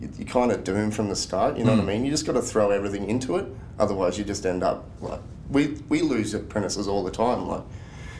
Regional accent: Greendale, Victoria, Australia; also born or lived in Melbourne; now in Ballarat, Australia; I grew up in Greendale. Do you know Greendale? So Greendale's like off the freeway near Pikes Creek

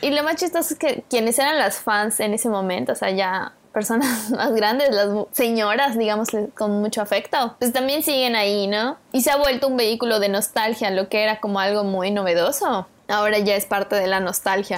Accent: Mexico; como mexicanos

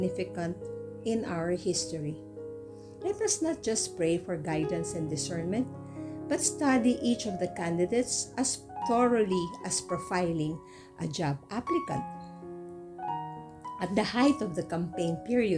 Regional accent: Philippines; I am a Filipino citizen

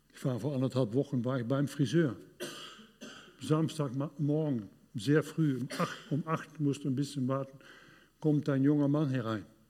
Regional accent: Duisburg, North Rhine-Westphalia, Germany; In Duisburg, in, äh, in, in meiner Heimat

